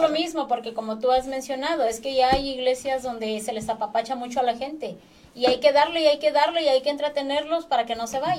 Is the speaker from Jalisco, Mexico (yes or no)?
no; Acapulco, Guerrero, Mexico; yo soy de Acapulco y toda mi vida andaba en las discotecas allá